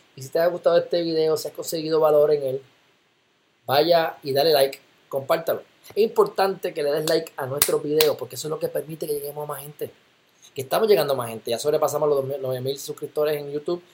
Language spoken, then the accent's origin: Spanish; Loíza, Puerto Rico; Yo viví en Loiza. Me crié en Loiza, como quien dice